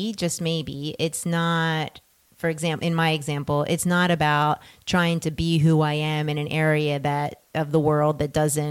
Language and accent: English; New Jersey, United States; now in West Coast, United States; you could take the girl out of Jersey, you can't take the Jersey out of the girl.